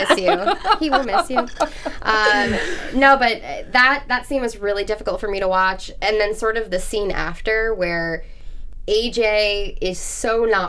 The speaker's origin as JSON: {"language": "English", "region": "New Jersey", "country": "United States", "moved": "yes", "said": "Honestly, I live in New Jersey. I'm from New Jersey. I moved out here"}